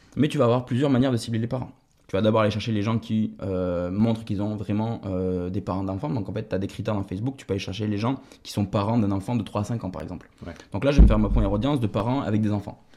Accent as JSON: {"language": "French", "town": "Toulouse", "region": "Occitania", "country": "France", "said": "J'ai d'abord travaillé en agence de communication à Toulouse, puisque, je suis toulousain."}